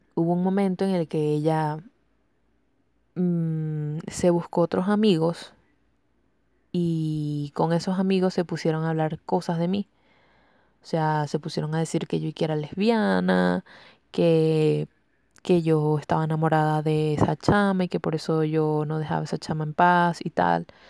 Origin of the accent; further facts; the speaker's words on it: Venezuela; soy venezolana